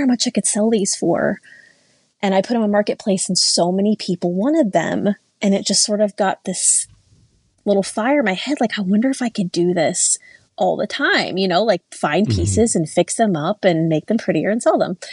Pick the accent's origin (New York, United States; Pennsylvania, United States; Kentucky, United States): Kentucky, United States; Louisville; moved away as an adult; now in Indiana, United States; where I grew up in Kentucky in Louisville